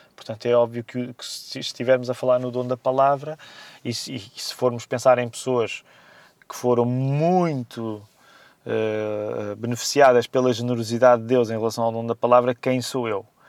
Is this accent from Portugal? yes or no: yes; Amadora, Lisbon, Portugal; o bairro Janeiro, onde cresci na Amadora